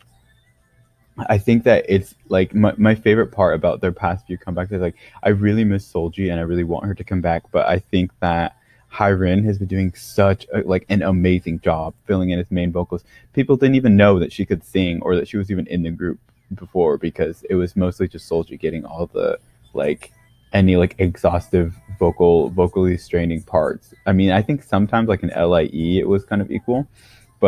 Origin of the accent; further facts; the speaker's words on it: United States; now in South Korea; being an American